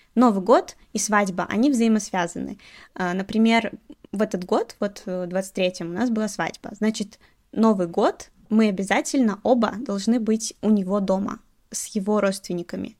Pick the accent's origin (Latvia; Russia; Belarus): Belarus; moved away as an adult; now in Chongqing, China; Я из Беларуси